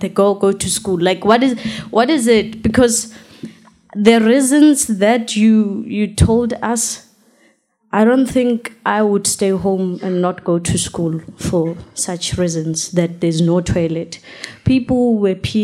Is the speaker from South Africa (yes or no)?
yes; South Africa; I'm from South Africa